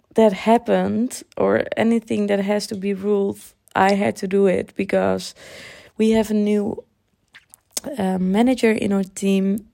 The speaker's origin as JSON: {"language": "English", "country": "Netherlands", "tie": "born or raised there", "second_language": "English"}